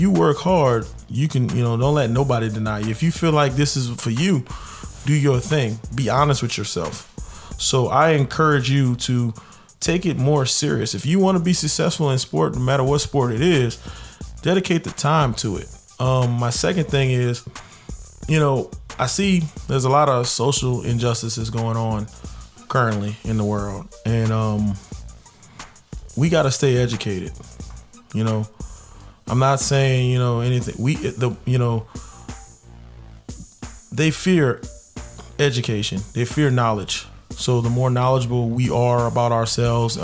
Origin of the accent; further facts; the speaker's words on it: New Orleans, Louisiana, United States; when I was growing up in New Orleans